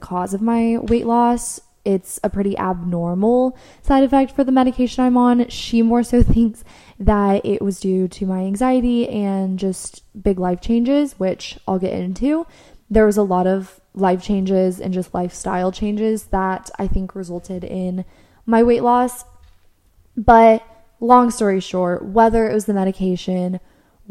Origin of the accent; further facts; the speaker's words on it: United States; me being American